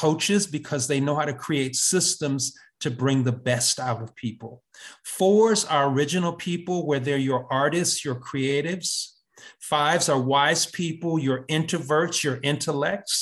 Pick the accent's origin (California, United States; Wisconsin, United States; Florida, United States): Wisconsin, United States; Kenosha; moved away as an adult; also born or lived in Atlanta, Georgia / Brooklyn, New York / Harlem, New York / Cambridge, Massachusetts; I was born in Wisconsin in Kenosha. I went to Kenosha Public Schools